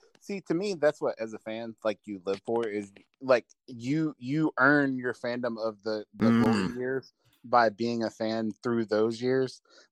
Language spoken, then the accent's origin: English; Dallas, Texas, United States; now in Corsicana, United States; I grew up in the Dallas area, and then I live in Corsicana, which is about an hour south of Dallas.